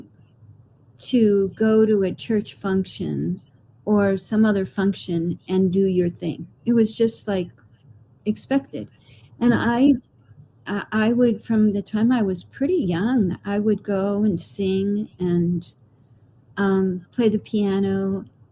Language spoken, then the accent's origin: English; Clayton, New York, United States; everybody in my hometown Clayton is a storyteller